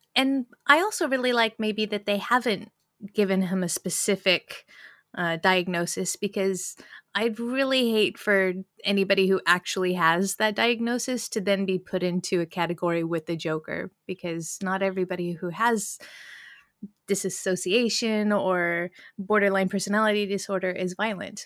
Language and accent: English; United States; as an American